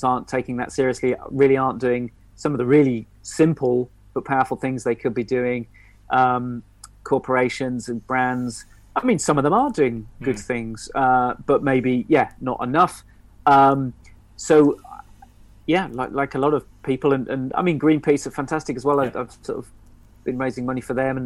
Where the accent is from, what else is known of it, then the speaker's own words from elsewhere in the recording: Stroud, South West England, United Kingdom; also born or lived in Nailsworth; I grew up in Stroud and Nailsworth in the Cotswolds